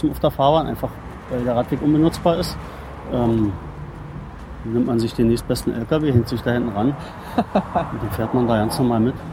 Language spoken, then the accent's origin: German; Potsdam, Brandenburg, Germany; born there; ich bin ja. gebürtiger Potsdamer.